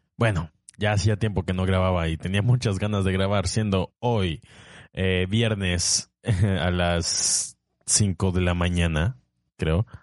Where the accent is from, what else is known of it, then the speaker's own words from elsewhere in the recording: Tapachula, Chiapas, Mexico; also born or lived in Puebla / Tabasco; yo soy chiapaneco, nací en Tapachula